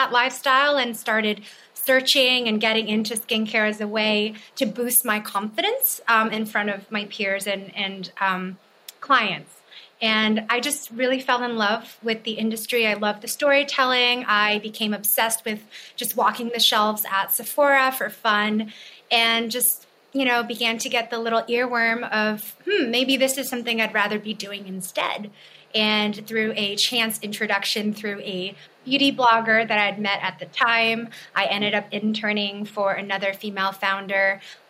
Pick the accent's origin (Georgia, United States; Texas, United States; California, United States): California, United States; Berkeley; also born or lived in China; I'm originally from China, but grew up in Berkeley, California.